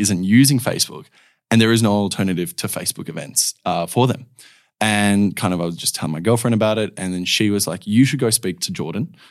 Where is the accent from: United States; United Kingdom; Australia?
Australia; Perth, Western Australia; I was born here in Perth, uh, born and raised